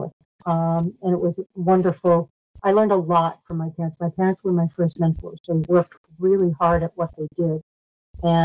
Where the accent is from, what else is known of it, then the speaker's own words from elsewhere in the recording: Tewksbury, Massachusetts, United States; I grew up in Massachusetts in Tewksbury